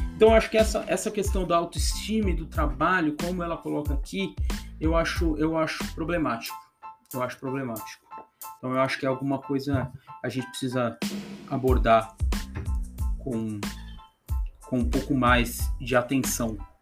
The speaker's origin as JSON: {"language": "Portuguese", "country": "Brazil", "said": "nós como, como, como, brasileiros"}